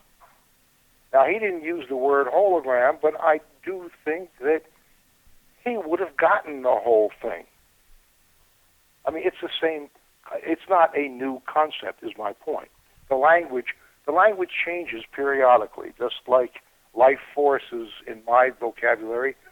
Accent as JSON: {"language": "English", "country": "United States", "tie": "born or raised there", "said": "I was born in the United States, I speak English"}